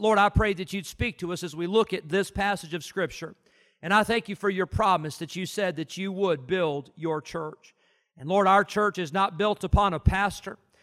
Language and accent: English; Illinois, United States; moved away; I grew up in Illinois